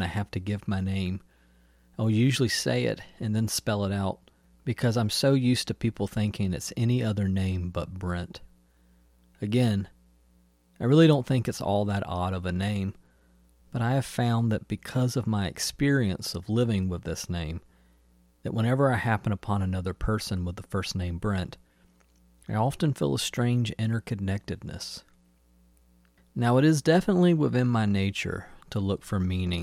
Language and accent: English; Newnan, Georgia, United States; the street I grew up on in Noonan, Georgia, was Ironwood Court